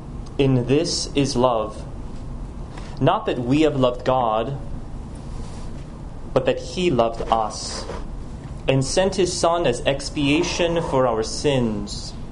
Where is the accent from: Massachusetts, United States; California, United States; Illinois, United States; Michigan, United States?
California, United States; Los Angeles; also born or lived in Jersey City / Chicago / Rome; I was born in Jersey City. I grew up in Los Angeles, also in Chicago, where my parents still live.